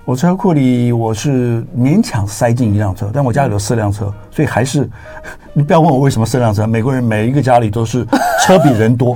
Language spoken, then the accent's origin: Chinese; Taiwan; moved away as an adult; now in Silicon Valley, United States; 我们这个，呃，台湾人的关系